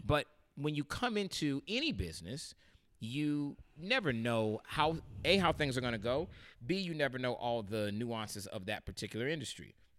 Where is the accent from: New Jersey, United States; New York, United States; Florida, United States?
Florida, United States; St. Petersburg; moved away; growing up in Saint Pete, Florida